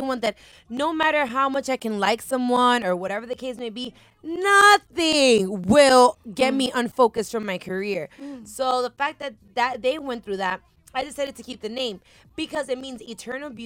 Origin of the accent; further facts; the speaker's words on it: Miami, Florida, United States; I was born and raised in Miami. My parents are Dominican